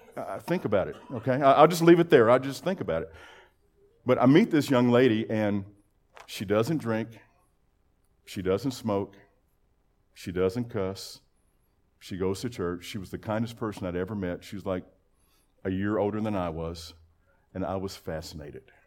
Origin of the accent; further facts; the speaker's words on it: Lubbock, Texas, United States; I grew up in Lubbock, Texas, born in nineteen fifty-seven.